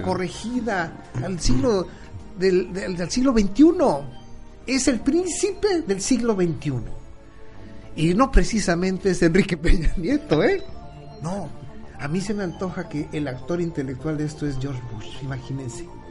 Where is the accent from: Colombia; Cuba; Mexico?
Mexico; Acapulco, Guerrero; yo soy originario de Acapulco y conozco Acapulco